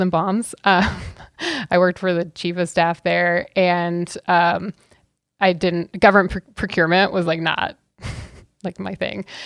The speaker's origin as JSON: {"language": "English", "town": "Auburn", "region": "Washington", "country": "United States", "tie": "born or raised there", "also_born_or_lived": "Kent, Washington", "said": "I grew up on the West Side, okay, so, but we had a feed yard and a family ranch"}